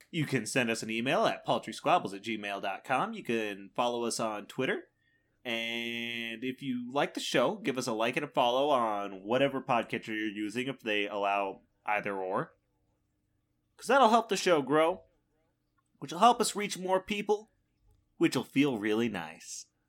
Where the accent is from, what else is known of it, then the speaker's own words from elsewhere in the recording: Midwest, United States; as a Midwesterner